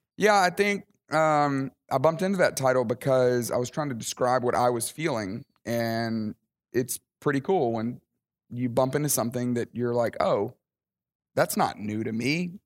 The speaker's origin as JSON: {"language": "English", "region": "Alabama", "country": "United States", "tie": "born or raised there", "also_born_or_lived": "Dallas, Texas", "moved": "as an adult", "lives_now": "Atlanta, United States", "said": "I grew up in Alabama."}